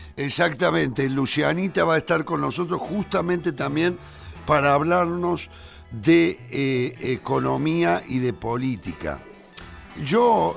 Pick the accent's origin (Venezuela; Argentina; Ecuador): Argentina; Córdoba; moved away; Córdoba, el lugar eh, donde yo nací, el barrio donde yo nací